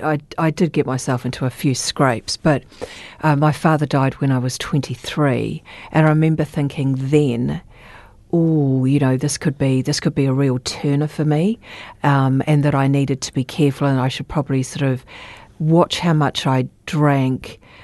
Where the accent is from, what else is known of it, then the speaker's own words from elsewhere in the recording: Christchurch, Canterbury, New Zealand; I was born and raised in Christchurch. I've only had very short times away from Christchurch